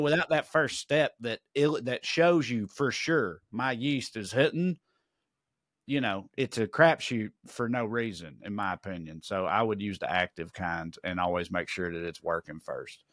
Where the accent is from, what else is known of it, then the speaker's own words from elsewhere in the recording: United States; I'm American